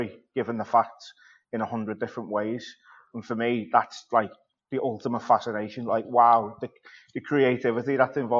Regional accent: Birkenhead, North West England, United Kingdom; at the Birkenhead News, which is where I'm from, just in my hometown.

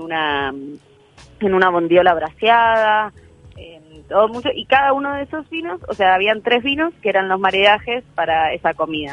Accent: Maldonado, Uruguay; also born or lived in Argentina; yo soy argentina, pero criada en Uruguay. Hice la escuela y el liceo acá, en Maldonado, en el departamento de Maldonado

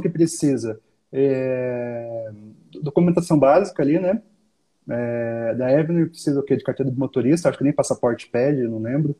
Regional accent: Brazil; como brasileiro

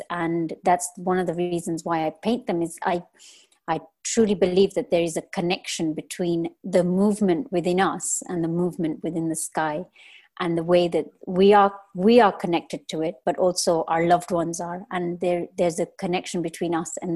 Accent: Kenya; moved away as an adult; I am born and raised in Kenya.

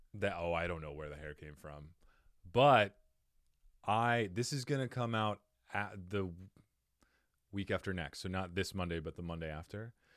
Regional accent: Cottonwood, Arizona, United States; now in Phoenix, United States; I grew up in Cottonwood, Arizona

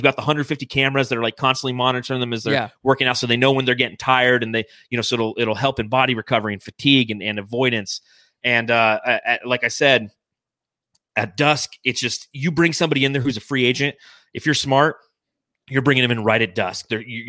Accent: Phoenix, Arizona, United States; the gravesite is very close to where I grew up in the Arcadia area in Phoenix.

